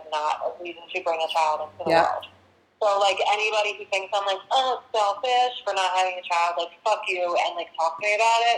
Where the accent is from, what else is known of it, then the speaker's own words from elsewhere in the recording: United States; I'm from Delaware County.